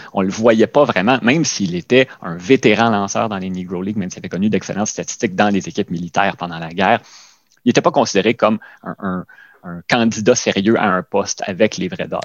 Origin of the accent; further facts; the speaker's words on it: Quebec, Canada; nous, peut-être encore plus en tant que Québécois